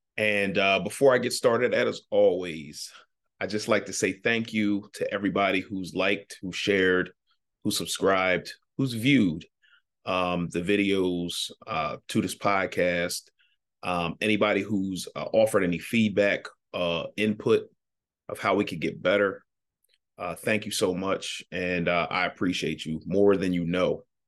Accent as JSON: {"language": "English", "town": "Ardmore", "region": "Pennsylvania", "country": "United States", "tie": "born or raised there", "said": "I grew up in Ardmore, Pennsylvania."}